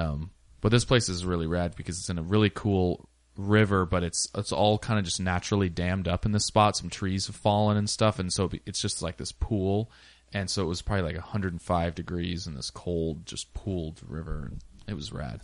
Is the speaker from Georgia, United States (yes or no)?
no; Washington, United States; now in Portland, United States; I'm a Seahawks fan, I'm from Washington